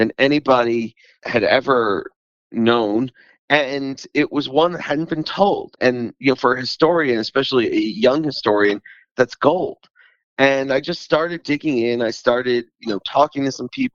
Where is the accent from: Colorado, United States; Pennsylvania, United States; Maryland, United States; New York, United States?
Pennsylvania, United States; Philadelphia; I come from the Philadelphia region